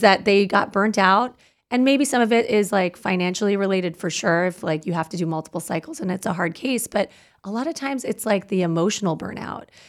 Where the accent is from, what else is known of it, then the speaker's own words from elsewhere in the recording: Canada; now in United States; I'm Canadian